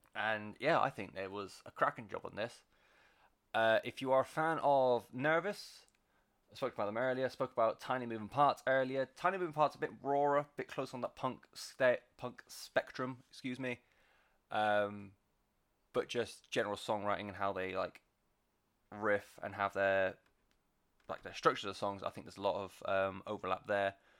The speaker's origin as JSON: {"language": "English", "area": "West Country", "region": "South West England", "country": "United Kingdom", "said": "I'm from the West Country. We don't do R's and W's very well"}